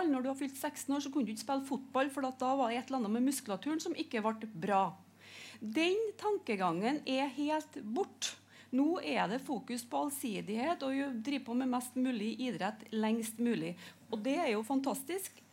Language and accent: Norwegian; Hølonda, Trøndelag, Norway; Jeg kommer jo sjøl fra Høllanda